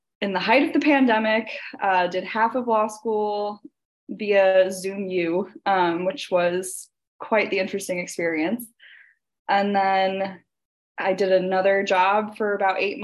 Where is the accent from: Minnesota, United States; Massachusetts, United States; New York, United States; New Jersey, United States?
New Jersey, United States; I grew up in New Jersey